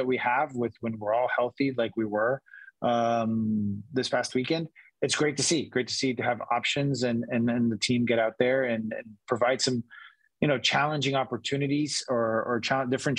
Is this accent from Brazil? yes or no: yes; Brazil; now in San Diego, United States; I'm from Brazil, but I consider myself a San Diegan now